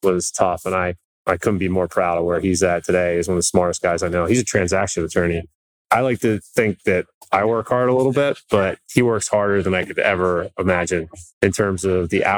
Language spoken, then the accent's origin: English; Philadelphia, Pennsylvania, United States; moved away as an adult; also born or lived in Pittsburgh; I'm from Philadelphia. I grew up there